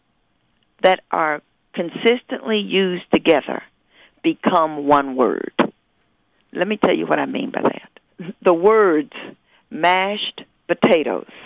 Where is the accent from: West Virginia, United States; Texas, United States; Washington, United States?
West Virginia, United States; Huntington; moved away as an adult; now in Ann Arbor, United States; I was born in Huntington. And I left Huntington in 1961. So I spent my whole years in Huntington.